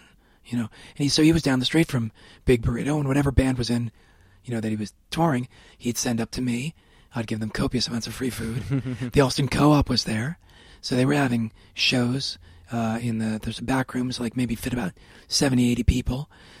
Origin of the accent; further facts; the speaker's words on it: Worcester, Massachusetts, United States; Well, no, I'm from Worcester originally.